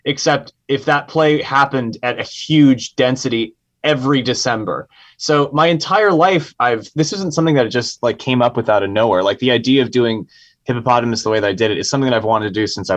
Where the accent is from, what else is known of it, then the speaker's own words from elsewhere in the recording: San Francisco, California, United States; I was raised in San Francisco